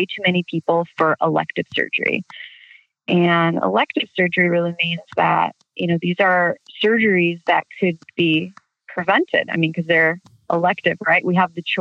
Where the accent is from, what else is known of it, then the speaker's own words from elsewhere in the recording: Chicago, Illinois, United States; moved away as an adult; now in Southern California, United States; I'm originally from Chicago, and I now live in Southern California.